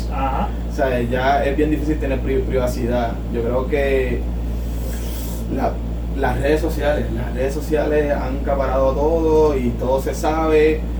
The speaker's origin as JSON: {"language": "Spanish", "town": "San Juan", "country": "Puerto Rico", "tie": "born or raised there", "said": "no, realmente desde Lloret Torres, nacido y criado en Nacido y criado"}